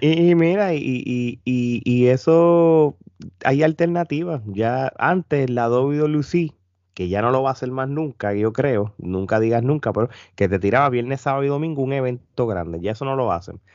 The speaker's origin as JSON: {"language": "Spanish", "country": "Puerto Rico", "said": "nosotros puertorriqueños"}